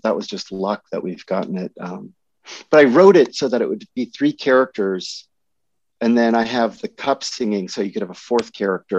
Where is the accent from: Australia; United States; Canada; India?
United States; Berkeley, California; I grew up in Berkeley